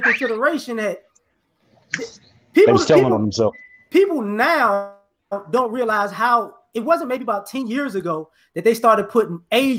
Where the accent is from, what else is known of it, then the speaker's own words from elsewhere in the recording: Chicago, Illinois, United States; also born or lived in New Orleans, Louisiana; I grew up on the West Side, too